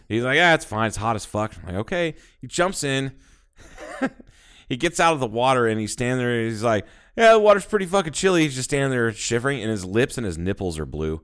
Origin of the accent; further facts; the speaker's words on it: Midwest, United States; now in Arizona, United States; I'm fat and I'm from the Midwest